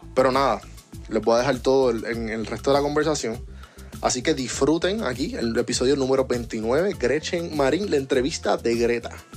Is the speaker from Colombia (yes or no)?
no; Puerto Rico; now in Atlanta, United States